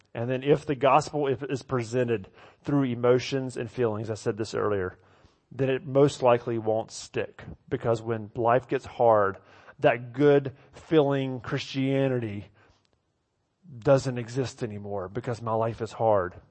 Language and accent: English; the South, United States; moved away; I grew up in the South